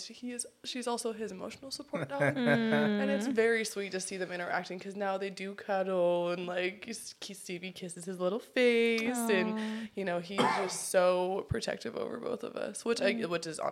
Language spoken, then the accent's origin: English; Northwestern Washington, United States; now in Long Beach, United States; I live in Long Beach here with Hanna and Venture, but I am from the Pacific Northwest originally, and that is Northwestern Washington.